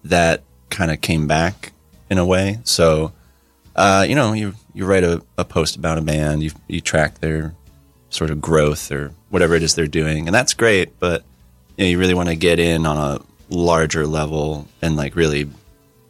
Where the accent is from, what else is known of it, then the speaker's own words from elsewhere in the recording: Asbury Park, New Jersey, United States; I'm pretty exclusively kind of from Asbury Park.